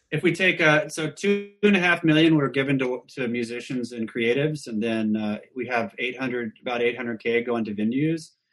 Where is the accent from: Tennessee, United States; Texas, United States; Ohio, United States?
Texas, United States; Austin; growing up in Austin